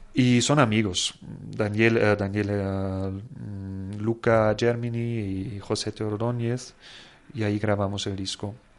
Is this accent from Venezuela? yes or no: no; Germany; moved away; yo como alemán